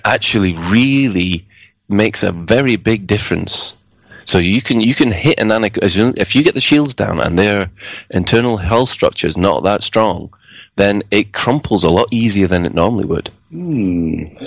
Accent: Glasgow, Scotland, United Kingdom; I am Glaswegian

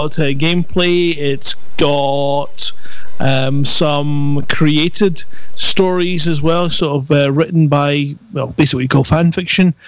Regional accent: Scotland, United Kingdom; accent: Scottish; my Scottish accent

